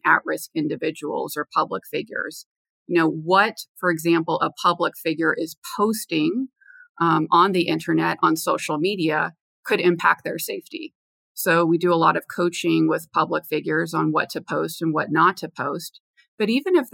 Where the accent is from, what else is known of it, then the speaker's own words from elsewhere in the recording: Los Angeles, California, United States; moved away as an adult; also born or lived in Washington, D.C.; I'm from Los Angeles originally, and I went to Georgetown University in Washington, D.C.